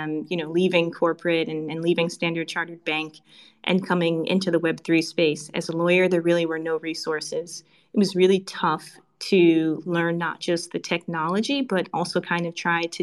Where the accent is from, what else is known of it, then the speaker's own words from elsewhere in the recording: Connecticut, United States; also born or lived in China / Singapore; now in United Arab Emirates; As you can probably tell by my accent, or I like to say lack thereof, from the U.S., originally from Connecticut, but I spent a large part of my career outside of the U.S. I've worked in China, I've worked in Singapore, now I'm in Dubai